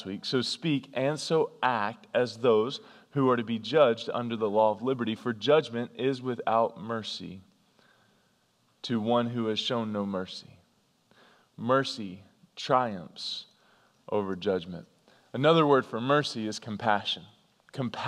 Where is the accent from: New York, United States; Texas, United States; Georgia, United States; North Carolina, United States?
North Carolina, United States; I grew up in North Carolina